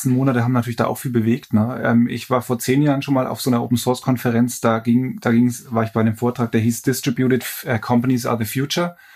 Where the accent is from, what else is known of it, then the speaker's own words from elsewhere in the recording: Lichtenfels, Bavaria, Germany; ich komme aus Lichtenfels, das heißt, äh, ein Stück weit ist äh, natürlich auch Bamberg meine Heimat.